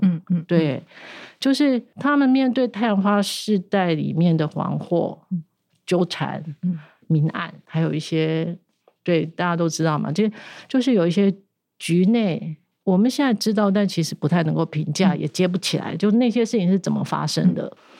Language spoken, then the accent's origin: Chinese; Taiwan; 我们台湾人